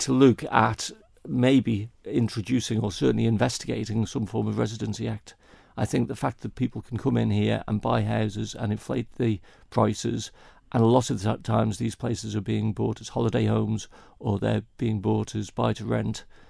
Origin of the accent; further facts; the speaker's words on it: Kirkmichael, Isle of Man; also born or lived in Ramsey, Isle of Man; I was born and raised in Kirkmichael